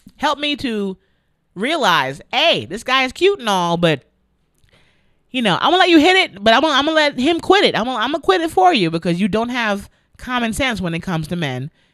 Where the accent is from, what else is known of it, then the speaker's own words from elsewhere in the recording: New York City, New York, United States; my hometown of the Bronx